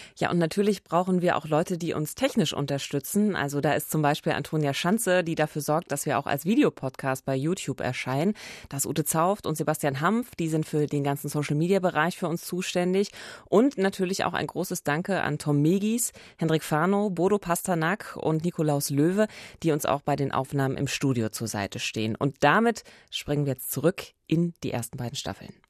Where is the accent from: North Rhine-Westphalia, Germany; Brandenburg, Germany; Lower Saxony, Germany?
Brandenburg, Germany; Eberswalde; in meiner Heimatstadt, äh, der wunderschönen Waldstadt Eberswalde